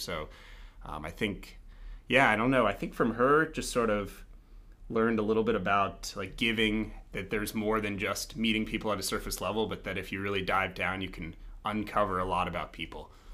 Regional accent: Denver, Colorado, United States; I'm from Colorado originally. Uh, I grew up in Denver, right outside of downtown, uh, so proudly a real Denverite

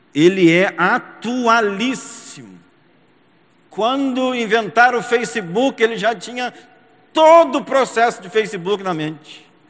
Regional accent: São José dos Campos, São Paulo, Brazil; São José dos Campos, aonde eu nasci, me criei, estudei, me casei, criei os meus filhos e também pastoreei

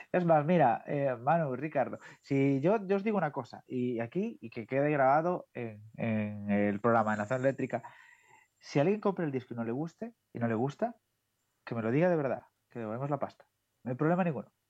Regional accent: Galicia, Spain; soy gallego

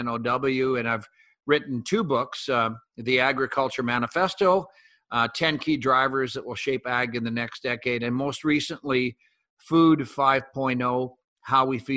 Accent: northeastern Alberta, Canada; I'm Canadian and grew up in the northeastern corner of Alberta on a mixed farming operation

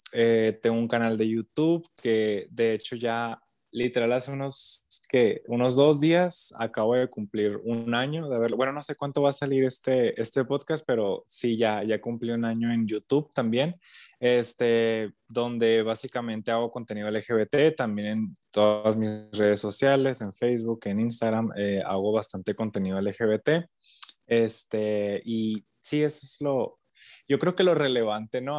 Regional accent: Nogales, Sonora, Mexico; Pues yo no soy de Hermosillo, yo soy de acá de, de Nogales.

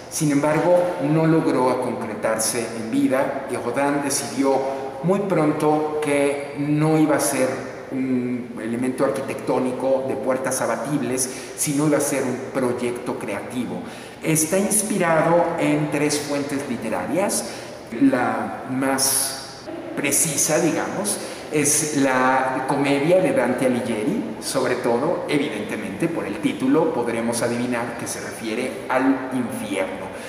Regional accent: Mexico; podemos entendernos como mexicanos

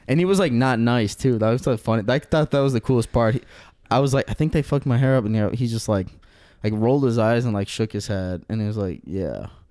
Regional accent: Aurora, United States; I'm from Aurora

